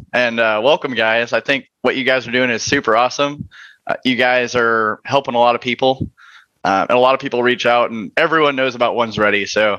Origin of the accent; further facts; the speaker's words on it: Las Vegas, Nevada, United States; moved away as an adult; also born or lived in Fort Bliss / Lackland Air Force Base / Osan Air Base, South Korea; So I grew up in Vegas.